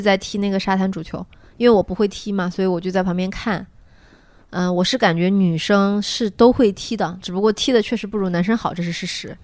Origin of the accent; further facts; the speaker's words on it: China; 我是中国人